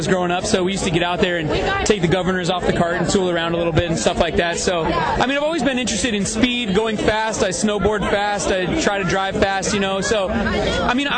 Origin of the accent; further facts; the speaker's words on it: Seattle, Washington, United States; now in Southern California, United States; I'm from Seattle, so moving to Southern California